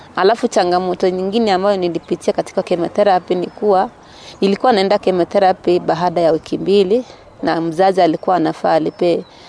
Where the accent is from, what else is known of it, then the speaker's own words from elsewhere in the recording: Mosoriot, Nandi County, Kenya; Natoka Nandi County